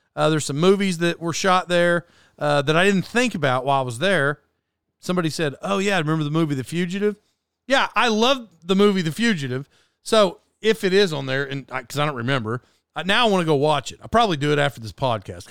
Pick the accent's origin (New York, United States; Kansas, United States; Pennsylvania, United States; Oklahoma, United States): Oklahoma, United States; Locust Grove; I grew up in Locust Grove, Oklahoma